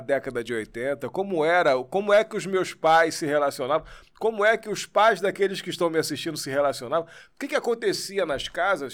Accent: Niterói, Rio de Janeiro, Brazil; Eu nasci ali? aqui no Rio, mas eu, eu sou de Niterói. Fui, fui morar em Niterói muito pequenininho.

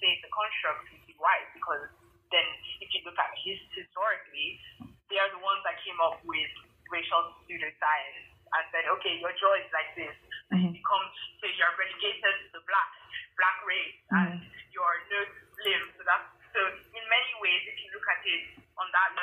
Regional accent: Lagos, Nigeria; moved away; also born or lived in England; grew up in Lagos

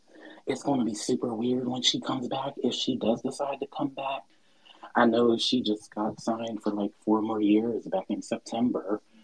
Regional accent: Harrisburg, Pennsylvania, United States; Harrisburg, PA, Pennsylvania.

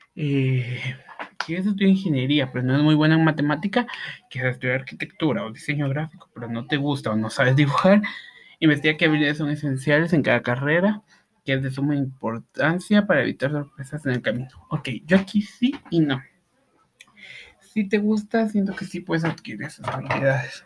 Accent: Guatemala; en mi país

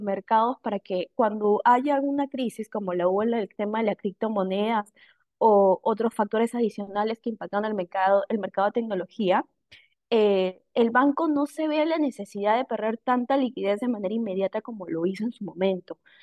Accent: Peru; nosotros como peruanos

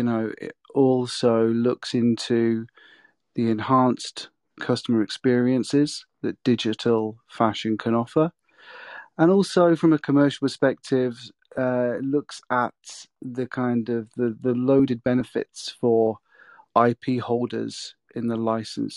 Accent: Peterborough, East of England, United Kingdom; moved away as an adult; also born or lived in London; now in North East England, United Kingdom; my hometown in Peterborough

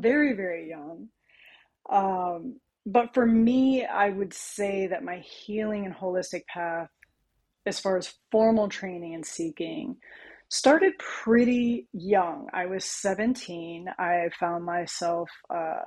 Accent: California, United States; now in Connecticut, United States; I was born and I'm from California. So I was raised with a lot of holistic approaches

